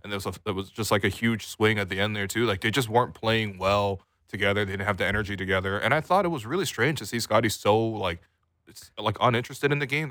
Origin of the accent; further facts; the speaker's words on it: Canada; we're both Canadian.